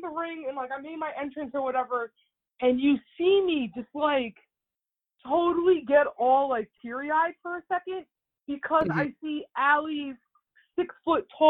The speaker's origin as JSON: {"language": "English", "region": "New Jersey", "country": "United States", "said": "I'm from New Jersey"}